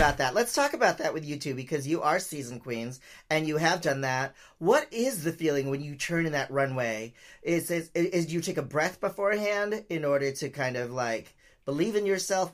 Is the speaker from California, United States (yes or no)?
yes; San Francisco, California, United States; I grew up in San Francisco, uh, you know, in the seventies and eighties